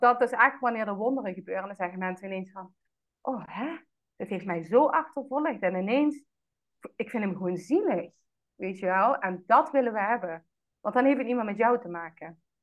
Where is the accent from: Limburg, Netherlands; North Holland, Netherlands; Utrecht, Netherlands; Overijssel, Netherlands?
Limburg, Netherlands; Roermond; moved away as an adult; also born or lived in Amsterdam; geboren en getogen in Roermond